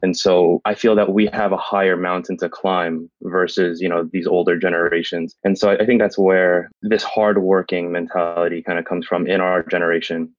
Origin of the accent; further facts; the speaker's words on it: San Francisco, California, United States; I was born and raised in San Francisco